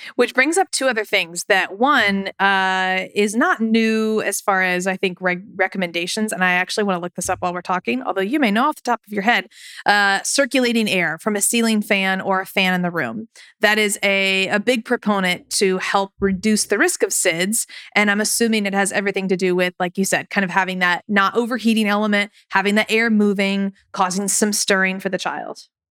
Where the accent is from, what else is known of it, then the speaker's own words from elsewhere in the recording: United States; as an American